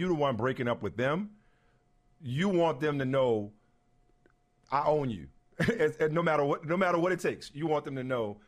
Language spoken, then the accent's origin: English; New Orleans, Louisiana, United States; I'm from New Orleans